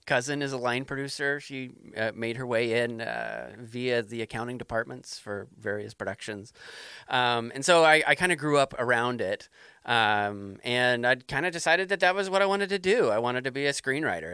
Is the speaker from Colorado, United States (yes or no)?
yes; Denver, Colorado, United States; now in New Hampshire, United States; I grew up in Denver